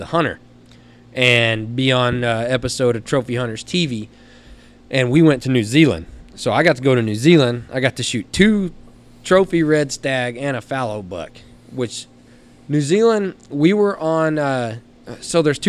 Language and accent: English; Knox City, Texas, United States; coming from Knox City, Texas high school, go Greyhounds.